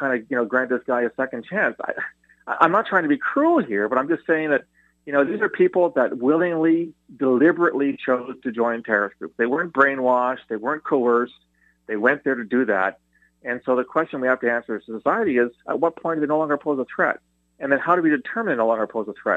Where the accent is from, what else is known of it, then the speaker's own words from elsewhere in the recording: Canada; as a former CSIS guy, but as a Canadian